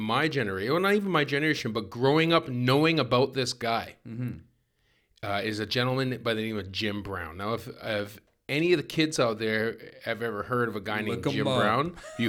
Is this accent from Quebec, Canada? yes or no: no; Victoria, British Columbia, Canada; So I grew up in Victoria.